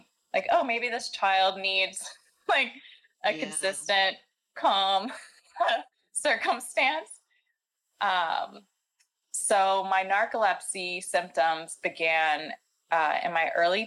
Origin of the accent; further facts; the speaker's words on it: Nashville, Tennessee, United States; I grew up in Nashville, Tennessee, in the South.